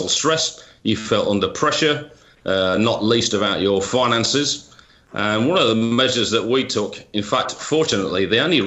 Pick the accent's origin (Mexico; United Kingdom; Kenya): United Kingdom; moved away; as you can probably tell by my accent, I'm originally from the UK